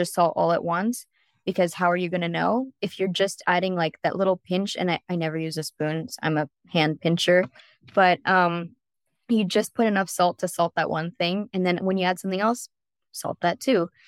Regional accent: San Diego, California, United States; now in Orange County, United States; I'm from San Diego, so I grew up on plenty of Mexican food.

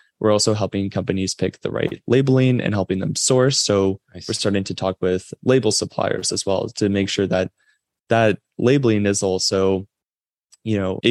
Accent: Toronto, Ontario, Canada; also born or lived in Waterloo, Canada; I am from Toronto, Canada.

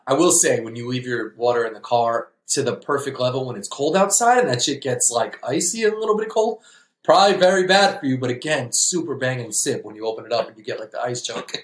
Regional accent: New York, United States; we're from New York

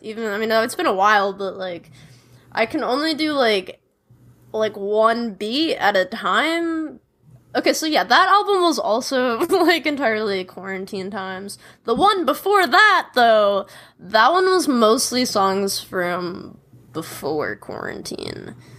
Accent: Chicago, Illinois, United States; I grew up in Chicago, like in a city

